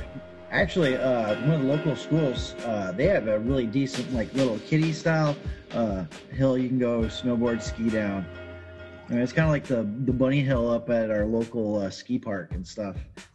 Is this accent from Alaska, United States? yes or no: yes; Kenai, Alaska, United States; Yeah, Kenai.